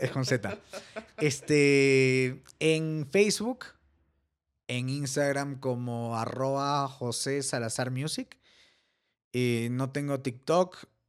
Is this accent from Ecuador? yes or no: yes; Ecuador; somos ecuatorianos